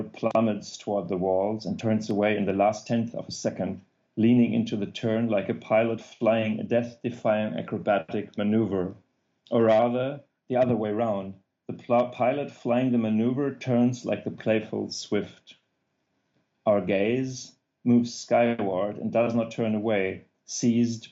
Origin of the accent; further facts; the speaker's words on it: Germany; accent: German; English is a second language; also born or lived in Apennine Mountains, Italy; my German accent